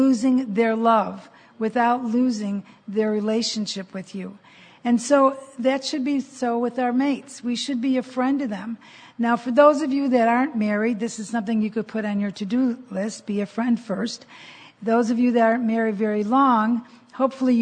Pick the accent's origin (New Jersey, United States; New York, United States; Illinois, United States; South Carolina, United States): Illinois, United States; Chicago; moved away as an adult; also born or lived in San Diego; we were born and raised in Chicago, went to San Diego.